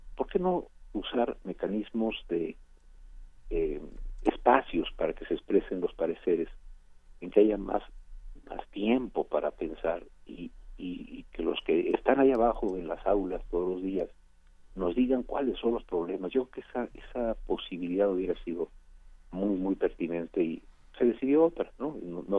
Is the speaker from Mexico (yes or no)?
yes; Mexico